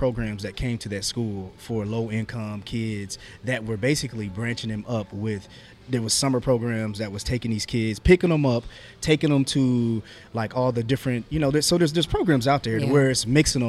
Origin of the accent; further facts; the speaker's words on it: Marion, Indiana, United States; No, I'm from Marion.